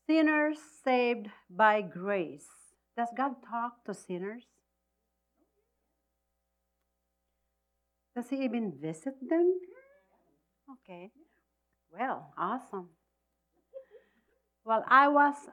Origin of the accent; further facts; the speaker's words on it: Philippines; I'm Filipino. I'm from the Philippines.